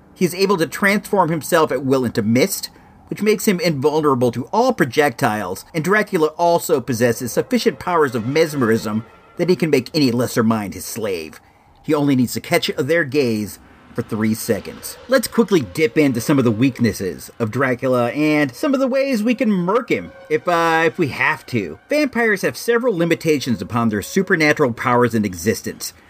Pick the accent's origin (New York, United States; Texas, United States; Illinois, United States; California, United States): Illinois, United States; moved away; I was born in Illinois